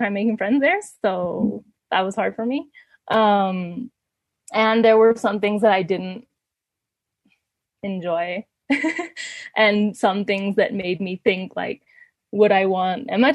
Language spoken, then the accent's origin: English; Ecuador; moved away as an adult; also born or lived in Canada; I grew up in Ecuador